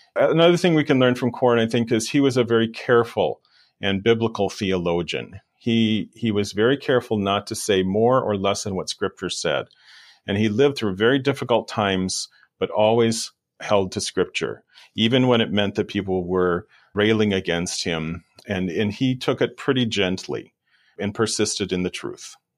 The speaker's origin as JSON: {"language": "English", "region": "Wisconsin", "country": "United States", "tie": "born or raised there", "said": "The place where I grew up in Wisconsin was very hilly"}